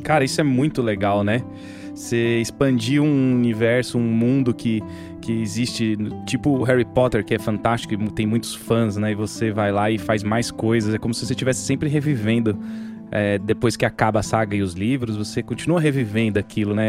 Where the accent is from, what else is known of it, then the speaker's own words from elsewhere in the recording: Minas Gerais, Brazil; now in São Paulo, Brazil; A gente foi criado em Minas, eu e o Daniel